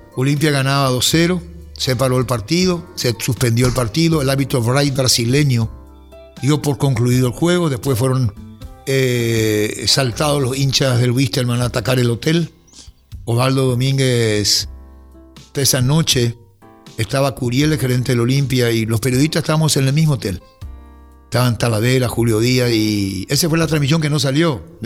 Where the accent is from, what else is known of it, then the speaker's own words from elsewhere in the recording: Paraguay; Yo soy paraguayo